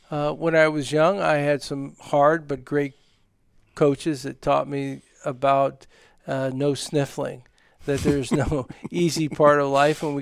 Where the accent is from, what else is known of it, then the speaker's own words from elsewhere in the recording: New York, United States; Yes, it was. Uh, I grew up as a lifeguard. I spent six summers as an ocean lifeguard